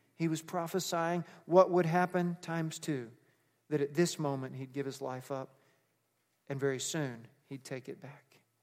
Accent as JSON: {"language": "English", "region": "Texas", "country": "United States", "tie": "born or raised there", "said": "I was raised Baptist in Texas"}